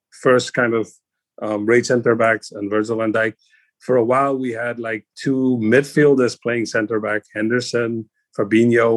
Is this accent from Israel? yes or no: no; Cape Town, Western Cape, South Africa; moved away; I grew up in South Africa